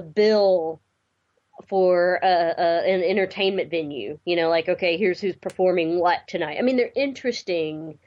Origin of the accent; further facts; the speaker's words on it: the South, United States; growing up in the South like I did